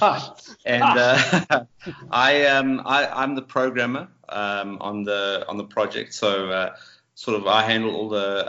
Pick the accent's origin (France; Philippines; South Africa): South Africa; Johannesburg, Gauteng; moved away as an adult; now in Cape Town, South Africa; we're originally from Johannesburg, which is sort of the main commerce city in South Africa. And we moved down to Cape Town a couple of years ago